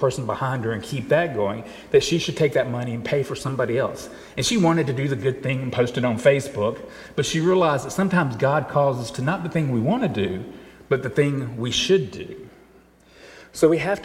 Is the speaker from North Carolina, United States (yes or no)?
yes; Charlotte, North Carolina, United States; the church that I was growing up in Charlotte